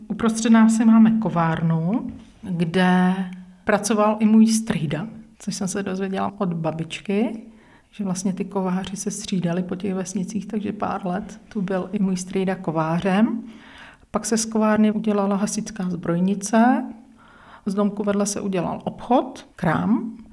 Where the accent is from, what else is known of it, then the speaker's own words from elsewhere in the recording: Holašovice, South Bohemian Region, Czechia; Je to moje rodná obec.